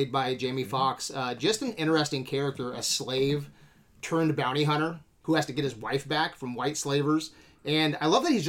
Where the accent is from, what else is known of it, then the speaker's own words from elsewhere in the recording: Germany; I'm from uh, Germany.